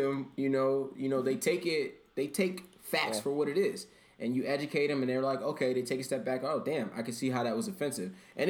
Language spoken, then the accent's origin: English; Canada; I'm from Canada with Stan.